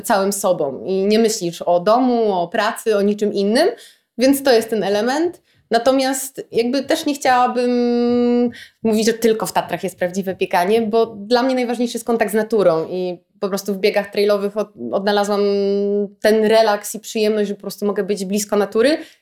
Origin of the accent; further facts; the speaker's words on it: Gdynia, Pomeranian Voivodeship, Poland; jestem z Gdyni i jak każdy gdynianin jestem taką bardzo lokalną patriotką i kocham to miasto.